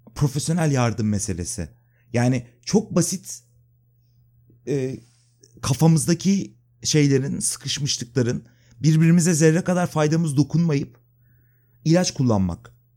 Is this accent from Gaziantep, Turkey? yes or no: no; İzmit, Kocaeli, Turkey; moved away as an adult; now in Istanbul, Turkey; Yani işte ben İzmitliyim. İşte İzmit'te doğdum. Orada okudum. 99'da İstanbul'a geldim depremden sonra